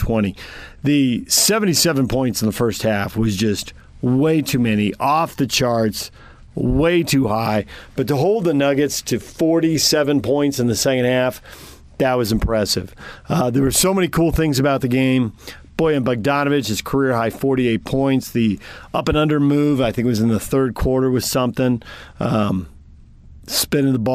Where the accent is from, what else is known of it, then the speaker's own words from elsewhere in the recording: San Diego, California, United States; also born or lived in Sacramento; now in Utah, United States; Growing up in San Diego, BYU fans got under everybody's skin.